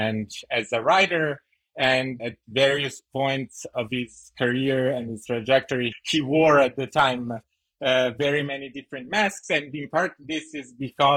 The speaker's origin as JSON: {"language": "English", "country": "Italy", "also_born_or_lived": "United States", "moved": "yes", "said": "I'm a graduate student from Yale, I'm Italian, I'm American"}